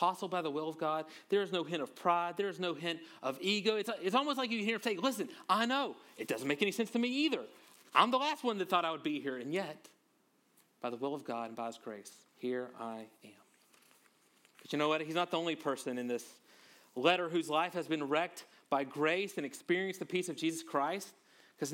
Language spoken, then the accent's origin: English; Louisiana, United States; I'm from Louisiana